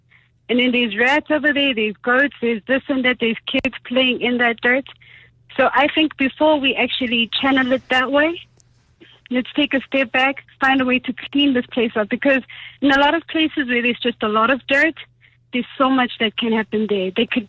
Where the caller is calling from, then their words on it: Johannesburg, Gauteng, South Africa; I'm calling from Alex.